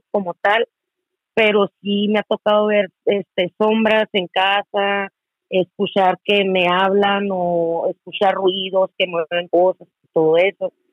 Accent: Hermosillo, Sonora, Mexico; estoy eh, de acá en Hermosillo, Sonora.

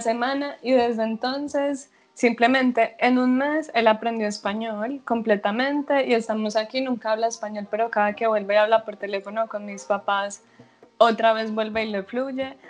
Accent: Medellín, Antioquia, Colombia; moved away as an adult; now in Netherlands; Yo soy de Medellín, Antioquia, pero vivo en Holanda hace dos años

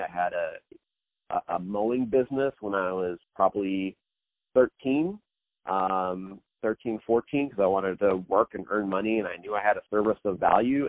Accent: Kansas City, Missouri, United States; I was born and raised in actually in the Midwest in Kansas City, Missouri

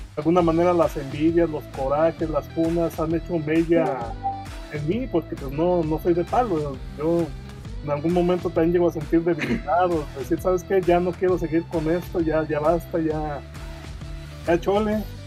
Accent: Guadalajara, Jalisco, Mexico; soy de Guadalajara, Jalisco, tengo 43 años

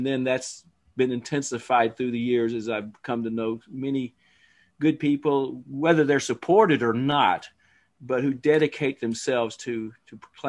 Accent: New Jersey, United States; born there; also born or lived in Alabama; I was born here in New Jersey. The accent doesn't say New Jersey because I was raised all over, but my high school days were in Alabama.

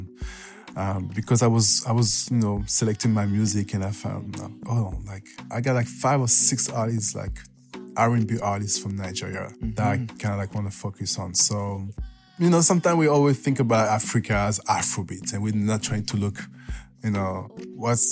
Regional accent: France; moved away; It was my hometown. It was back in my hometown in France.

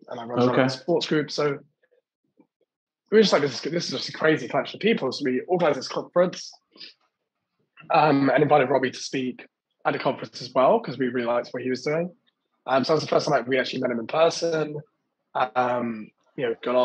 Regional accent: England, United Kingdom; now in London, United Kingdom; me as an Englishman working remotely from London

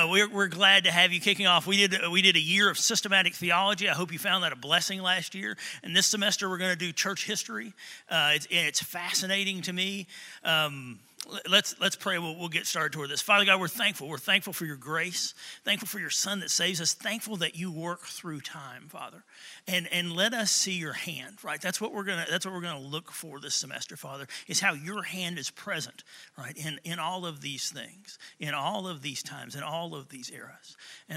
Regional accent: Tullahoma, Tennessee, United States; I grew up in Tullahoma, Tennessee

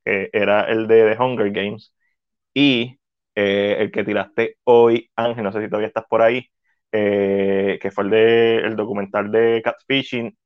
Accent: Puerto Rico; accent: Boricua; es bien en boricua

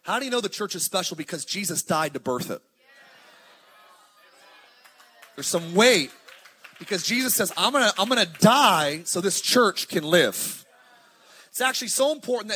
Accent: Palmdale, California, United States; also born or lived in Lancaster, California; I'm from the high desert. My family's all from Pasadena. But I grew up in Palmdale, Lancaster

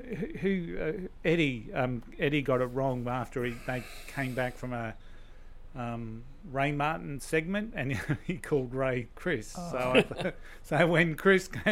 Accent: Queensland, Australia; also born or lived in New South Wales; I was born in New South Wales, but moved to Queensland when I was 8. So I'm a Queenslander.

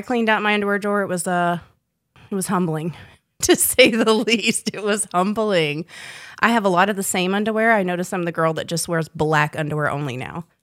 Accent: South Boston, Virginia, United States; also born or lived in South Florida / North Carolina; we moved there when I was in fourth grade

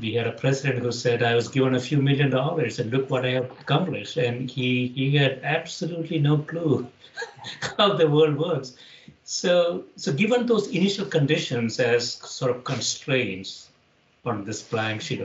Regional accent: South India, India; moved away as an adult; now in United States; I grew up in India debating, actually, in the 1970s and 80s.

